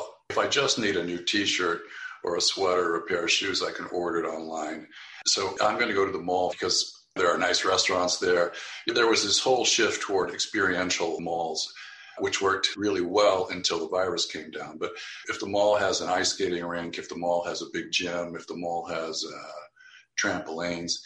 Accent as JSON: {"language": "English", "region": "a desert town in Southern California", "country": "United States", "tie": "born or raised there", "moved": "yes", "lives_now": "Palo Alto, United States", "said": "my hometown, but it's a dump"}